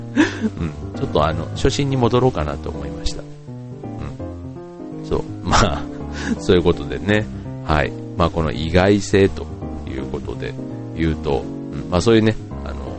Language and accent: Japanese; Funabashi, Chiba, Japan; 地元船橋市でやっているイベント